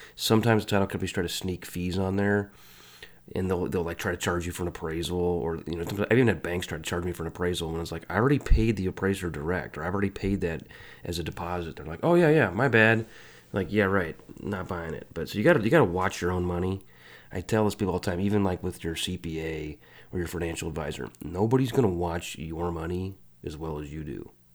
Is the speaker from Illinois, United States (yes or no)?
yes; Illinois, United States; moved away as an adult; now in Kansas City, United States; I'm from Illinois